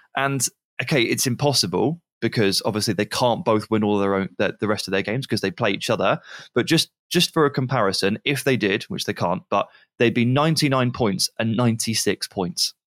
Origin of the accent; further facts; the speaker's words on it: England, United Kingdom; I'm English